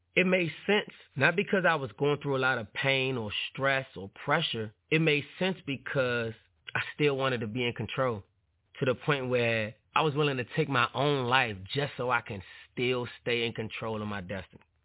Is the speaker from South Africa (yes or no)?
no; Washington, District of Columbia, United States; growing up in Washington, D.C., neighborhood, it was called Paradise